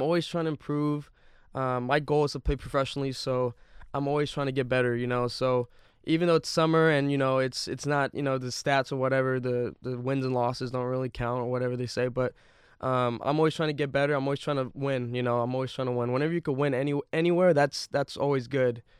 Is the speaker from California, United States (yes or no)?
yes; Bay Area, California, United States; I grew up in the Bay Area